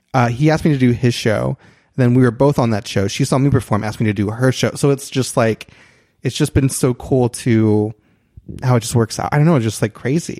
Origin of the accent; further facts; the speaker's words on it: Christian County, Kentucky, United States; moved away as an adult; now in Los Angeles, United States; I'm from Kentucky